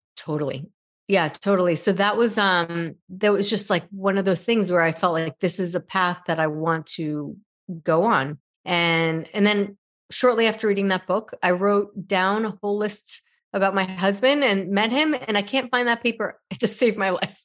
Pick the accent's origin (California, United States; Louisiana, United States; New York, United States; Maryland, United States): New York, United States; moved away as an adult; also born or lived in San Francisco; I'm originally from New York, and my mom was in New York and wanted me to go back